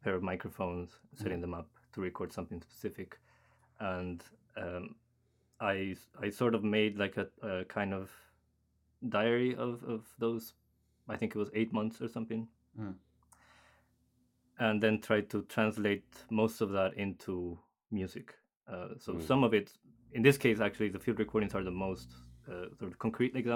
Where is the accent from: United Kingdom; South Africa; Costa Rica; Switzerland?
Costa Rica; now in Cambridge, United States; I'm from Costa Rica originally